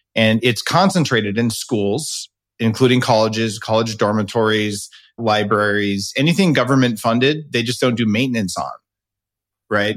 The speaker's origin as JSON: {"language": "English", "region": "New Mexico", "country": "United States", "tie": "born or raised there", "said": "where I grew up in New Mexico"}